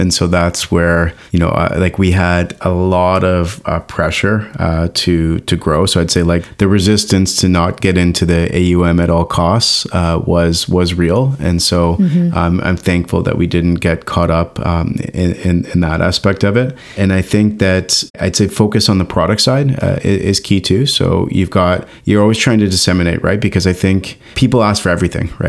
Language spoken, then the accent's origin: English; Canada; as a Canadian